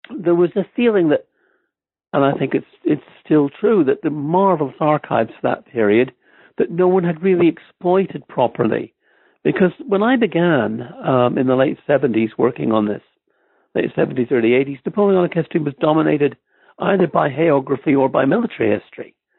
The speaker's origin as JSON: {"language": "English", "country": "Ireland", "tie": "born or raised there", "also_born_or_lived": "Stamford, Connecticut, United States", "moved": "as an adult", "lives_now": "Oxford, United Kingdom", "said": "I grew up mostly in, in Ireland. I went to high school there"}